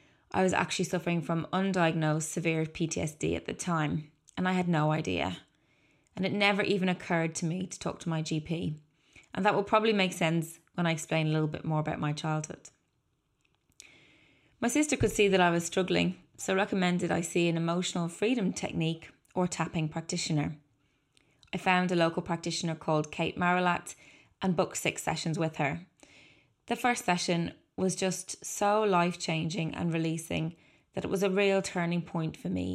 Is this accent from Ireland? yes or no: yes; Dublin, Leinster, Ireland; I was born in 1981 in Dublin to 2 wonderful parents